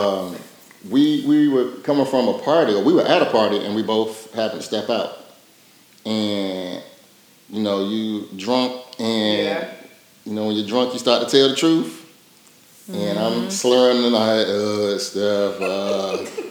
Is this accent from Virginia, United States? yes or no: yes; Portsmouth, Virginia, United States; moved away as an adult; also born or lived in Tennessee; I'm from Portsmouth, Virginia, originally, and came out here for college at TSU